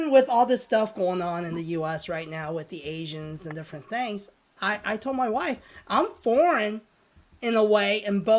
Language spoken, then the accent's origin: English; Springfield, Missouri, United States; also born or lived in Hong Kong; I'm from Springfield, Missouri. you know? So, I mean, it's not the most diverse town in the world, right? So, diversity, I grew up playing with kids who are Caucasians, majority